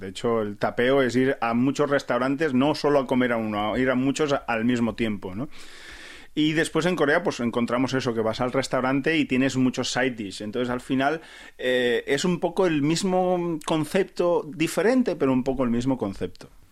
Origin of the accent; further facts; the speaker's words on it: a small town near Barcelona, Catalonia, Spain; moved away as an adult; also born or lived in Empordà, Girona; now in South Korea; yo soy de Barcelona, de un pueblecito cerca de Barcelona